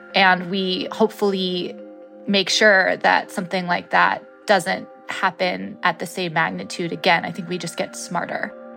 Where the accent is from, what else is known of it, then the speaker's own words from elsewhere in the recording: Woolsey fire area, California, United States; the Woolsey fire went through my hometown